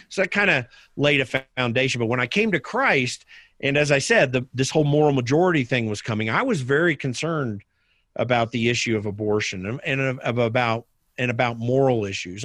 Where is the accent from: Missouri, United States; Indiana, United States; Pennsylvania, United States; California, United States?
Indiana, United States; Indianapolis; the south side of Indianapolis, which is where I grew up.